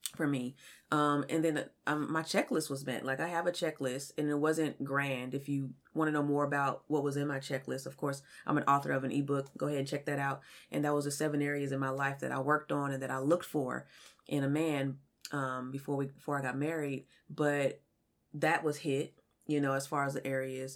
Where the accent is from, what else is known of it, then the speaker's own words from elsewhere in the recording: California, United States; now in Kansas City, United States; I'm from California